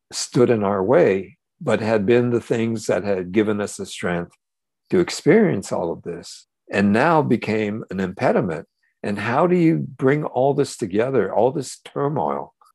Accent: United States; all those things that I had carried in all those years growing up in America and being part of all the conflicts that that we were experienced as Japanese Americans.

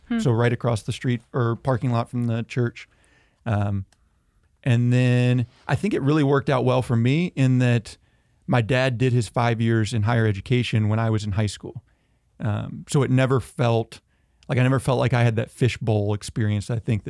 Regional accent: Georgia, United States; also born or lived in Tennessee; I'm originally from Georgia. And Northeast Tennessee, went back and forth.

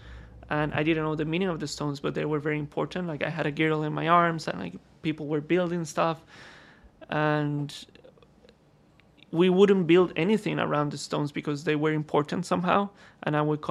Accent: Costa Rica; moved away; also born or lived in London; I was born in Costa Rica in Latin America

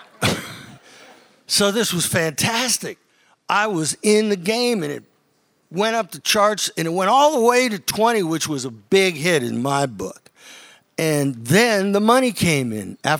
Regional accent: Youngstown, Ohio, United States; moved away; also born or lived in Nashville; I grew up in Ohio, northeastern Ohio. Yeah, Youngstown

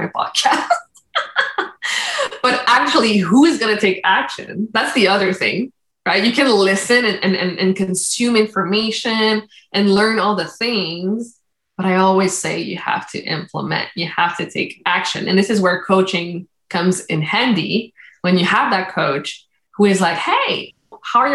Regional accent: Canada; first language Spanish; English is a second language; also born or lived in Dominican Republic; I came to Canada back when I was 1 year old

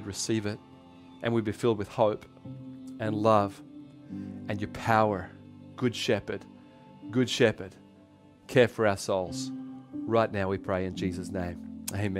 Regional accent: Australia; accent: Aussie; in my Aussie accent, sorry, because I'm Australian.

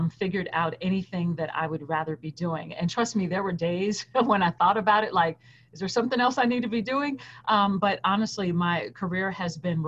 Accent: New York City, New York, United States; moved away as an adult; also born or lived in Fayetteville, Arkansas; I was born and raised in New York City

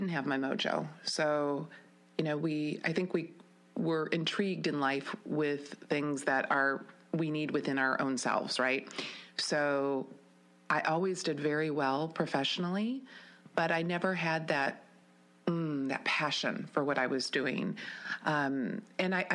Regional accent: Wisconsin Rapids, Wisconsin, United States; also born or lived in Madison / Milwaukee / Beaver Creek, Colorado; I grew up in Wisconsin Rapids

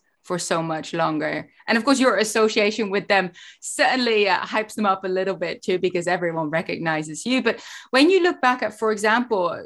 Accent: Netherlands; now in United States; growing up in the Netherlands

